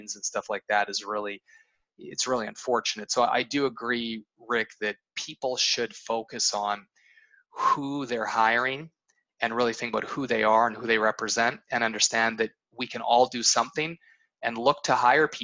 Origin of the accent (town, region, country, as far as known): Canada; born or raised there; moved away